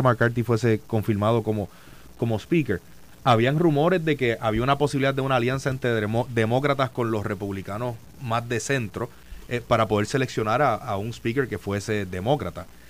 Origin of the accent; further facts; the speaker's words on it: Puerto Rico; como puertorriqueño, como estadista y como PNP